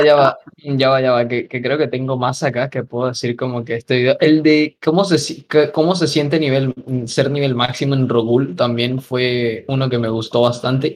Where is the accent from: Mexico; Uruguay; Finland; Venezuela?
Venezuela; moved away; yo tenía un montón de amigos en, pues, en, allá en Venezuela durante esos, eh, esas épocas